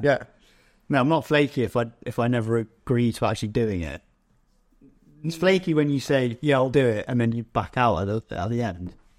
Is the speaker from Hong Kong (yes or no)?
no; England, United Kingdom; as an English person